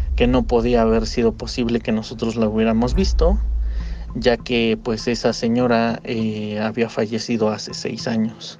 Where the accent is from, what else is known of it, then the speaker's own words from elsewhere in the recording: Tlaxcala, Mexico; now in Mexico City, Mexico; Nosotros somos de Tlaxcala, pero residimos aquí en México